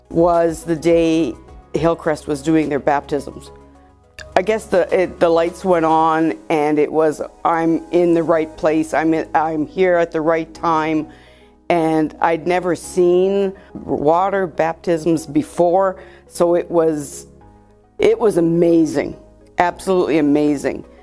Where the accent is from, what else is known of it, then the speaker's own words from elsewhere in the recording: Gravelbourg, Saskatchewan, Canada; Hi, well, I'm …. I grew up in Gravelbourg.